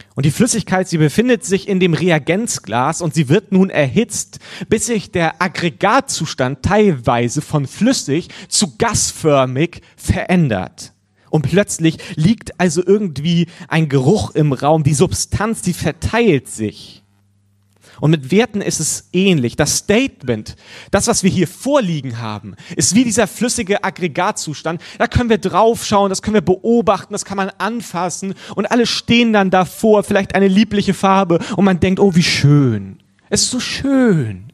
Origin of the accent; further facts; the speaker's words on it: Germany; als Deutscher